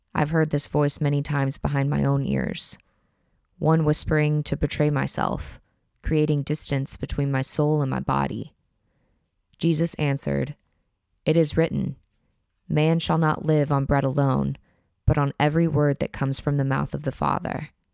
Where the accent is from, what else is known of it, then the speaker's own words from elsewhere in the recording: United States; moved away as an adult; now in France; if you did grow up in my country